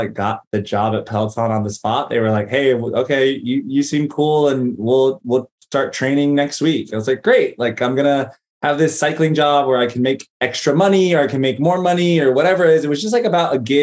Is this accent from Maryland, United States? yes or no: no; Greensboro, North Carolina, United States; moved away as an adult; also born or lived in Los Angeles, California; we settled and planted roots in Greensboro, North Carolina. I'm really grateful I grew up in the South and had that experience. And I left at 22